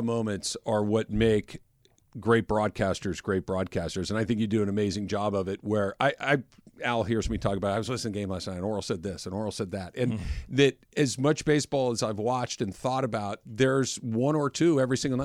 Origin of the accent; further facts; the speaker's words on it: Los Angeles, California, United States; I grew up in Los Angeles